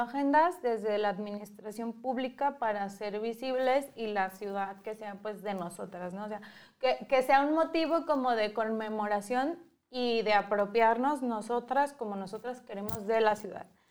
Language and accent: Spanish; Guadalajara, Jalisco, Mexico; yo desde que estaba en Guadalajara, que crecí en Guadalajara